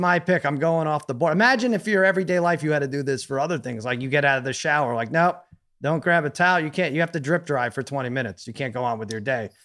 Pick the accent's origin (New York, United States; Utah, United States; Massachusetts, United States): New York, United States; moved away; I grew up in New York.